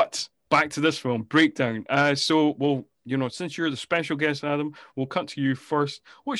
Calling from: Scotland, United Kingdom; I mean, I'm recording from Scotland, the home of the deep fried Mars bar.

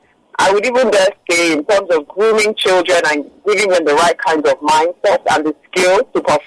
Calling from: Lagos, Nigeria; I'm calling from Lekki.

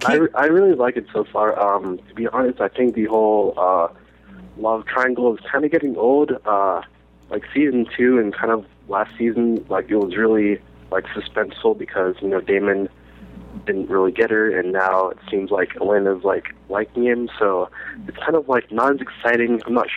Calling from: Columbus, Ohio, United States; from Columbus.

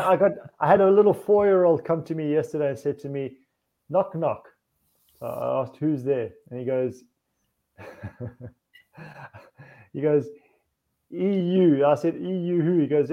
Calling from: Hungary; I'm speaking from Hungary.

